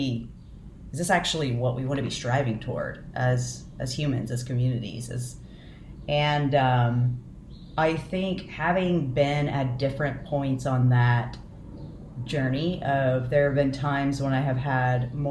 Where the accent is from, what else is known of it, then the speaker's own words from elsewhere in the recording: United States; I have been growing up white and middle class in the United States